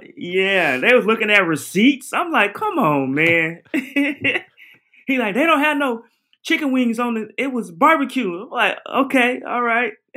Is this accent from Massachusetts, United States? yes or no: no; Portland, Oregon, United States; I'm from Oregon, Portland, Oregon